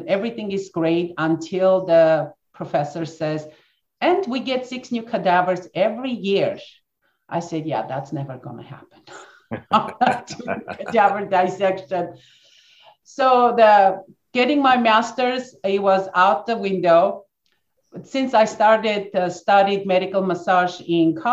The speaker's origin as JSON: {"language": "English", "country": "Armenia", "tie": "born or raised there", "moved": "yes", "said": "I was born and raised in Armenia, grew up in former Soviet Union."}